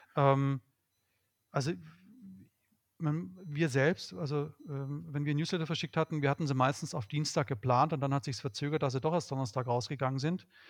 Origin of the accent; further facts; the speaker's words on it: Swabia, Baden-Württemberg, Germany; ich bin Schwabe